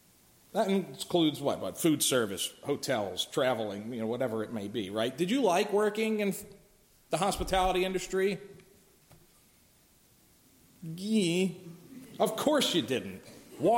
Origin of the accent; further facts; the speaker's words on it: Philadelphia, Pennsylvania, United States; I'm from Philly